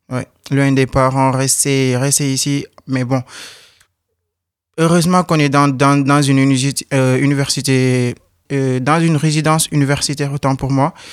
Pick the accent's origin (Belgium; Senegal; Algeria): Senegal; now in France; Oui, je viens du Sénégal.